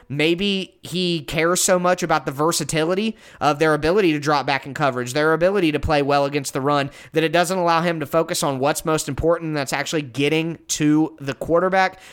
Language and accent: English; Ohio, United States; I'm from Ohio